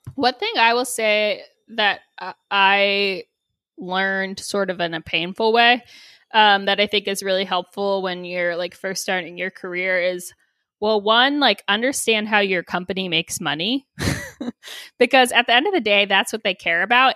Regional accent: Texas, United States; moved away; also born or lived in Boulder, Colorado; growing up in Texas

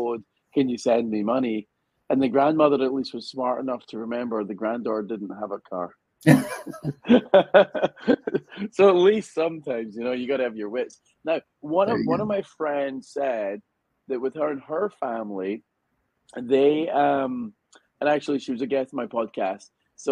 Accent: Scotland, United Kingdom; moved away as an adult; now in United States; because I'm Scottish

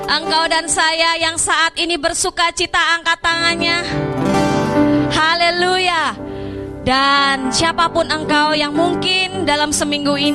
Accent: Lampung, Indonesia; saya teringat dengan berita beberapa hari ini yang sedang viral yaitu di desa saya, di Lampung.

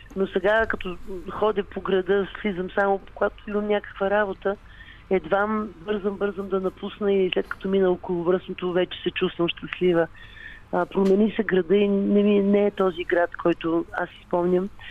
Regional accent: Sofia, Sofia City, Bulgaria; в нашите там, където съм родена на Венелин, има кооперации

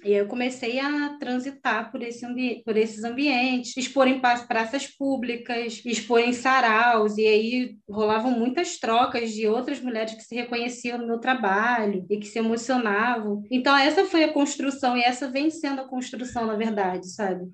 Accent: Rio de Janeiro, Brazil; Eu, eu cresci em Campo Grande, no Rio

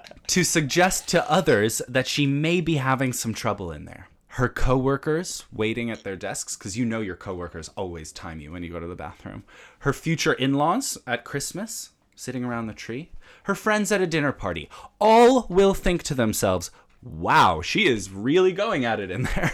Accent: United States; I'm from America

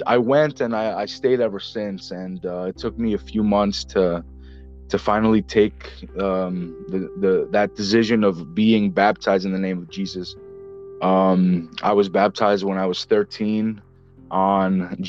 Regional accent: northeast New Jersey, United States; I'm from New Jersey. I'm in the northeast section of New Jersey, right by New York City. And I've been, I've been here my entire life

